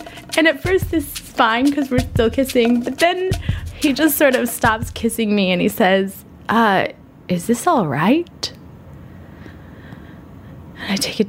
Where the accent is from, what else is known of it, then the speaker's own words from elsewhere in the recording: United States; as an American woman